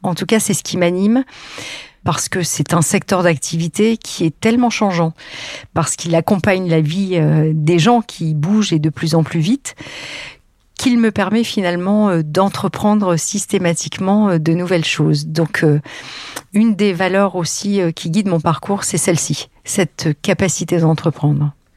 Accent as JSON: {"language": "French", "town": "Lille", "region": "Hauts-de-France", "country": "France", "tie": "born or raised there", "also_born_or_lived": "Paris", "moved": "as an adult", "said": "moi, j'étais provinciale, lilloise d'origine"}